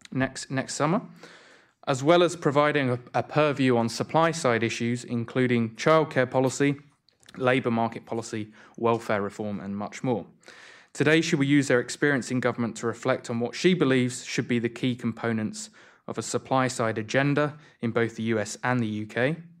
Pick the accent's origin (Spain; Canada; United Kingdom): United Kingdom; now in Washington, United States; I'm from the other side of the pond